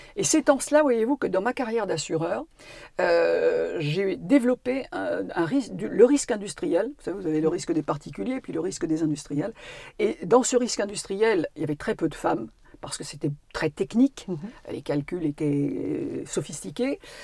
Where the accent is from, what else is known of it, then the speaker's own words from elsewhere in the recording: Normandy, France; also born or lived in Paris; now in Corrèze, France; je suis une Parisienne, ayant vécu son enfance en Normandie, mais évidemment complètement attachée à ma, à Corrèze aujourd'hui